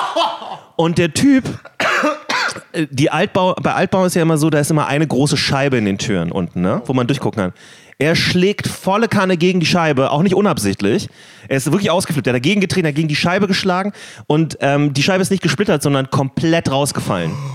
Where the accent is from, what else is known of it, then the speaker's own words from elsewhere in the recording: Berlin, Germany; Wir sind beide in Berlin groß geworden, auch mehr oder weniger in derselben Gegend